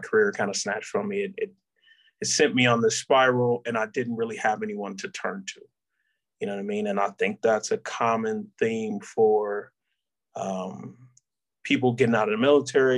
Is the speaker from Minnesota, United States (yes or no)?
no; Detroit, Michigan, United States; moved away as an adult; I'm from Detroit, Michigan. Really came from a two-parent household.